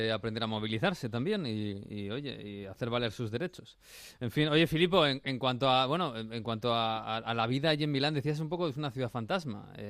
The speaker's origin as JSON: {"language": "Spanish", "country": "Spain", "said": "porque los italianos son un poco como los españoles, que estamos siempre en la calle y siempre en, eventos"}